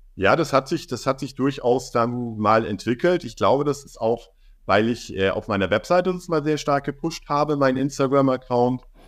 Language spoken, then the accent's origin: German; Munich, Bavaria, Germany; moved away as an adult; also born or lived in Berlin; Ich bin wirklich in München, da wo ich aufgewachsen bin